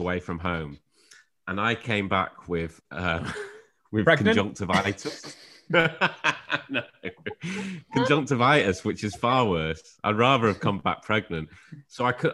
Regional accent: Shrewsbury, West Midlands, United Kingdom; I'm actually from Shrewsbury, which is close to uh, like Wrexham, North Wales.

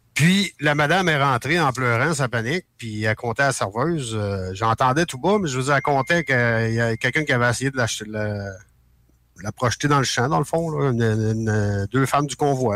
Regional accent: Quebec, Canada; en tant que Québécois, euh, je comprends qu'au Québec, c'est dur.

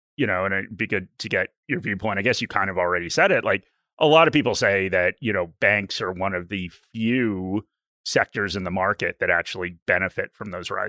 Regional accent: United States; now in Australia; as an American, someone who lived in the U.S. during the GFC

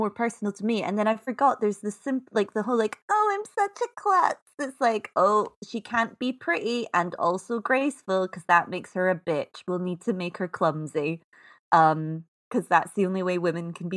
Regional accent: Scotland, United Kingdom; I'm Scottish, so I say out

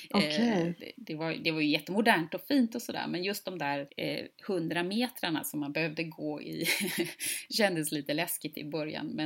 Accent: Gothenburg, Västra Götaland, Sweden; född och uppvuxen i, i centrala Göteborg och alltid bott i, i lite större städer

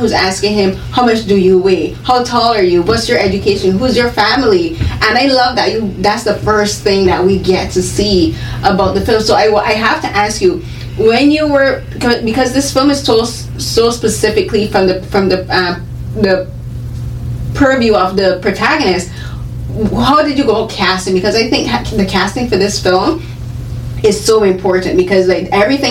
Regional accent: Barbados; I grew up in, I'm from Barbados

